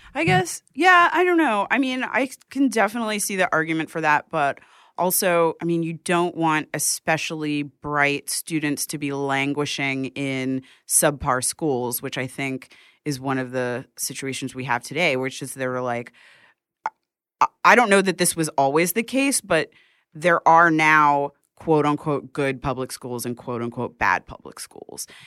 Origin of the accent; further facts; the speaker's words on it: New York City, New York, United States; also born or lived in Bronx, New York City; I grew up in Manhattan, then I was in the Bronx for a few years, and then I came back to Manhattan